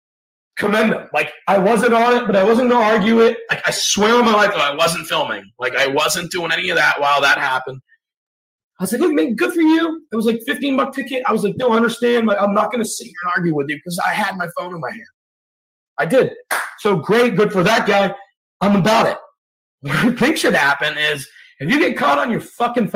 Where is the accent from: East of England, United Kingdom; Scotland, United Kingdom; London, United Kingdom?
Scotland, United Kingdom; now in Atlanta, United States; Previous to the United States, I'm from Scotland